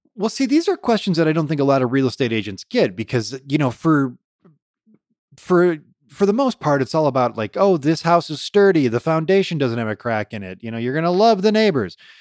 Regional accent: Detroit, Michigan, United States; born or raised there

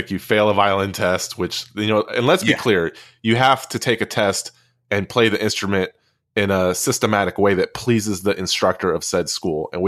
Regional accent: Texas, United States; my dad's military, and that's why I grew up next to Fort Hood.

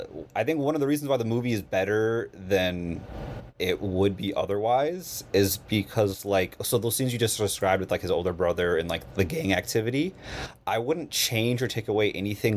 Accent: United States; as an American

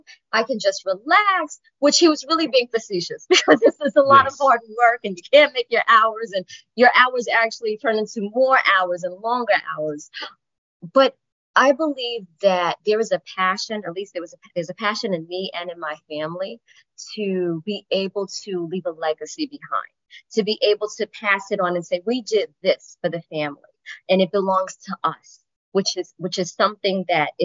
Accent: New York City, New York, United States; also born or lived in Syracuse; I was actually born and raised in the Bronx

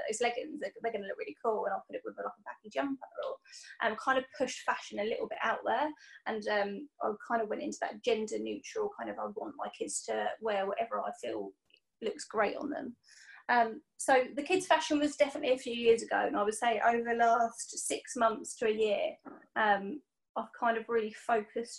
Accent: Portsmouth, South East England, United Kingdom; I'm from Portsmouth

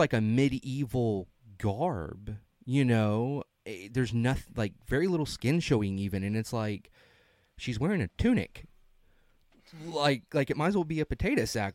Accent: the South, United States; we're from the South.

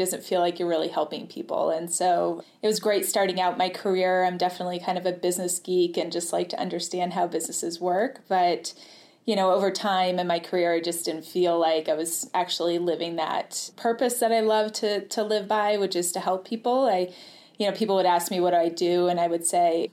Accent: New Hampshire, United States; moved away as an adult; also born or lived in New York City, United States; I grew up in New Hampshire in the White Mountains

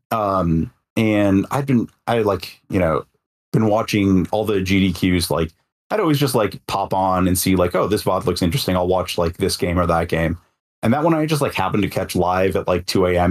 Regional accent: Detroit, Michigan, United States; moved away; in my hometown Detroit

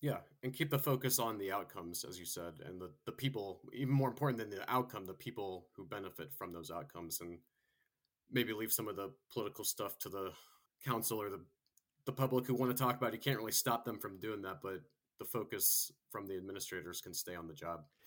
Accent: Florida, United States; I went to high school and college there

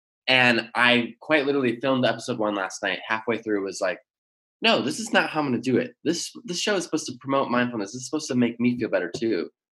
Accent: Michigan, United States; moved away as an adult; also born or lived in Virginia; now in Los Angeles, United States; I was born in Virginia. I moved to Michigan at like age one.

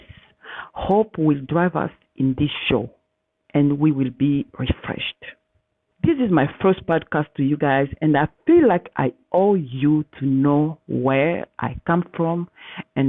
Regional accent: Katana, South Kivu, DR Congo; moved away; I was born in Katana in the Democratic Republic of Congo in the heart of Africa

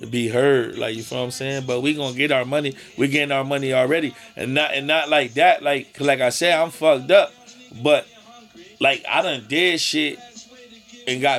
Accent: United States; I'm American. I'm from Hampton Street.

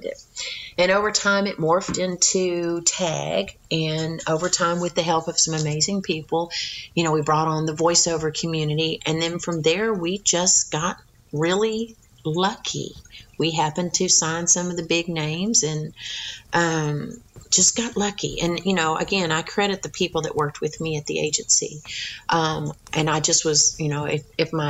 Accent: Texas, United States; accent: Texas; I was raised in Texas, but my mom was from East Texas. My dad was Florida.

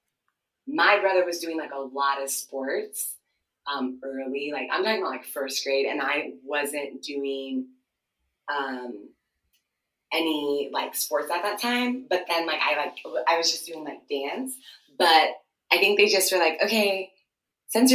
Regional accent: Ohio, United States; first language Twi; English is a second language; moved away as an adult; also born or lived in Washington, D.C. / Ghana; now in Chicago, United States; And then I grew up basically like in Ohio. And yeah, I grew up in Ohio

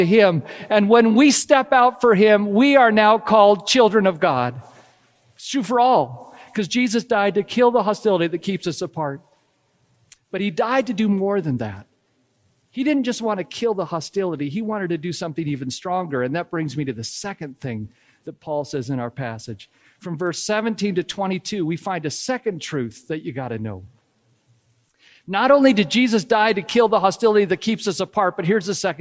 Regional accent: United States; now in Canada; I was born in the States. We moved to Canada 20 plus years ago, and we became Canadian citizens.

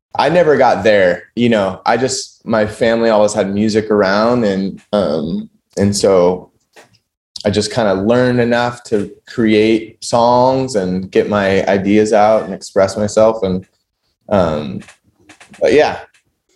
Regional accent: San Luis Obispo County, California, United States; also born or lived in Bishop, California / Los Angeles, California; I was born in like Bishop near Mammoth Mountain, and then we moved to San Luis Obispo County when I was like pretty young, around three years old. So I grew up here

